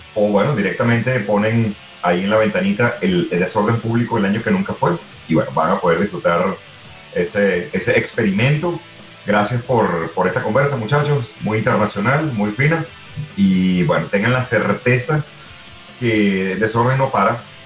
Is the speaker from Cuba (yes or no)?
no; Venezuela